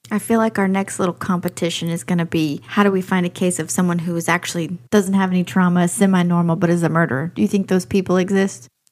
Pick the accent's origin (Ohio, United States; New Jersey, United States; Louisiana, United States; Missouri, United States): Louisiana, United States; near Shreveport; Shreveport, which is next to my hometown